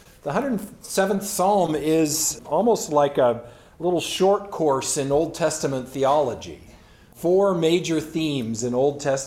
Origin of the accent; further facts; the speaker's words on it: San Bernardino Valley, Southern California, United States; I grew up in Southern California and in the San Bernardino Valley specifically.